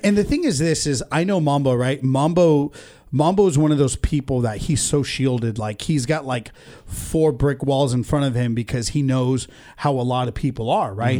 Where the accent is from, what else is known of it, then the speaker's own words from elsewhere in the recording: Ventura, California, United States; also born or lived in India / Oxnard; I was born in India and I came to the States when I was two. So, um, I went to preschool in Sadi Khoi Elementary, Ventura